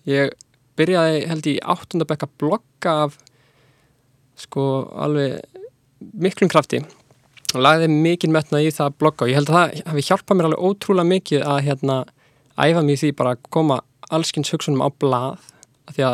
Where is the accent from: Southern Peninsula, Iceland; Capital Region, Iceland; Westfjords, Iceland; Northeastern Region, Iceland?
Capital Region, Iceland; Reykjavík; og er tekstasmiður og tónlistamæður Ég er uppalinn í Vesturbænum og fór síðan í mentaskólinni í Reykjavík